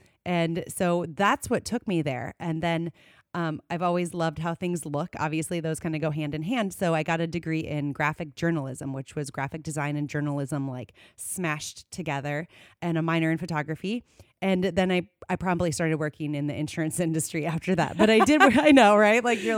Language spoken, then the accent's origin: English; Iowa, United States; I am originally from North Central Iowa. So people always say, where's your farm? And I say, I don't have one, but it's surrounding me, right? So my mother grew up on a farm. My grandparents farmed, and I grew up in the country.